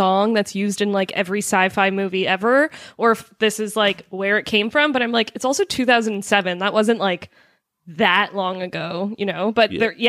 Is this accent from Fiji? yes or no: no; Canada; No, you know what? We're all Canadian here.